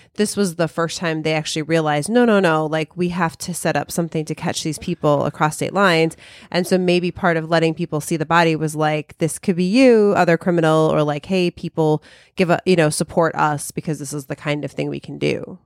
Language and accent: English; Chicago, Illinois, United States; we're all from Chicago